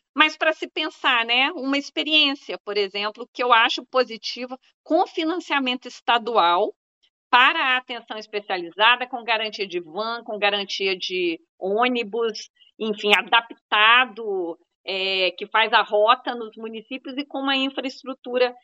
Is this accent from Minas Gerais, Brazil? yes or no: yes; Minas Gerais, Brazil; moved away; also born or lived in Bahia; Eu sou mineira também